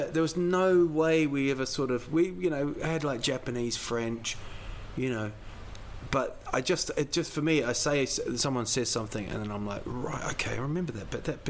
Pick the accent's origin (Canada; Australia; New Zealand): New Zealand; now in Sweden; I'm from New Zealand